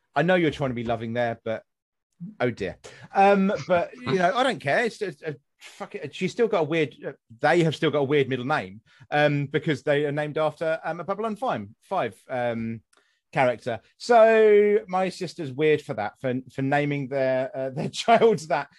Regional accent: West Sussex, South East England, United Kingdom; moved away; I'm from West Sussex originally

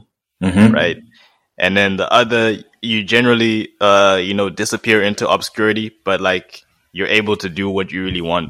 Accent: Nelspruit, Mpumalanga, South Africa; born there; My parents are from Swaziland. I was born in Nelspruit, just outside Swaziland.

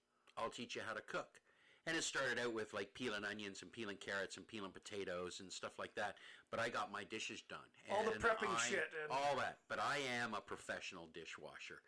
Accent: Paris, Ontario, Canada; I grew up in Paris, Ontario.

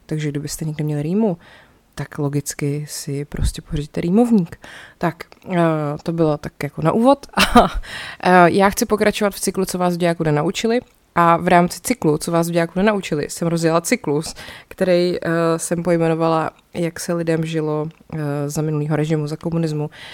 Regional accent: České Budějovice, South Bohemian Region, Czechia; když jsem byla malá, tak jsme chodili u nás v Budějcích do kina Vesmír

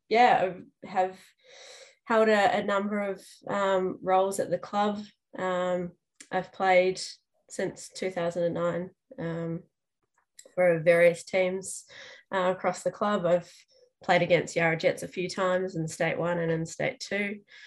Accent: New Zealand; moved away as an adult; now in Melbourne, Australia; I'm also not originally from Australia. So I came over to Melbourne from New Zealand about 14 years ago.

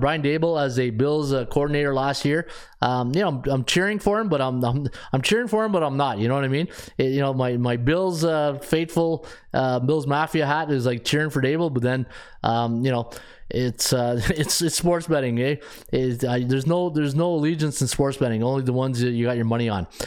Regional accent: Canada; being a Canadian

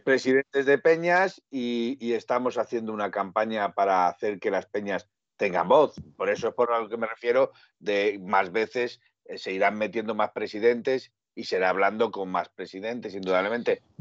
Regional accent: Aragon, Spain; yo soy aragonés

